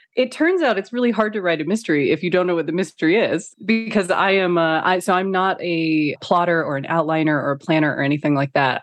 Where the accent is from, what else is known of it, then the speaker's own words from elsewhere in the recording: Phoenix, Arizona, United States; moved away; also born or lived in Beijing / Kuala Lumpur / London / Los Angeles; I grew up in Phoenix, Arizona